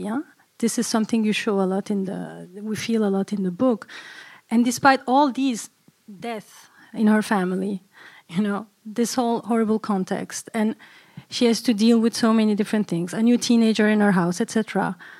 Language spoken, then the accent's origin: English; Brussels, Brussels-Capital Region, Belgium; growing up in Brussels